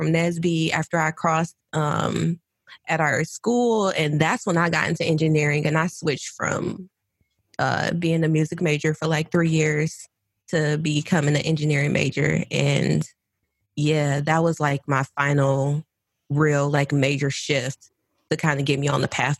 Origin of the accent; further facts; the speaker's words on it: Detroit, Michigan, United States; I'm from the West Side